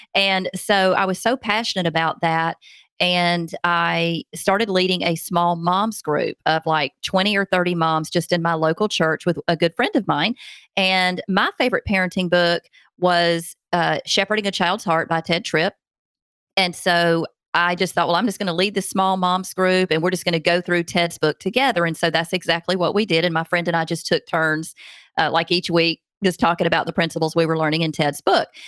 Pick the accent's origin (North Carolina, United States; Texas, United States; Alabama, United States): Alabama, United States; Montgomery, Alabama, which is my home state, only like an hour from where I live